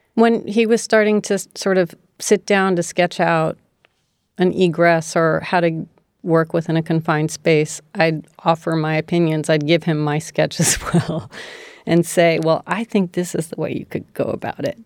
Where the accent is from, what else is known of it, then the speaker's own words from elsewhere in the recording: D.C., District of Columbia, United States; also born or lived in San Francisco / Hawaii; Outside of Washington, D C